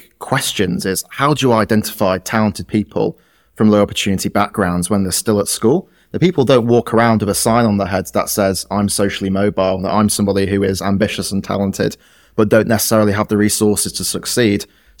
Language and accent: English; Yorkshire and the Humber, United Kingdom; someone like me growing up in West Yorkshire would have worked in a cotton mill or maybe gone down the pit in Sheffield.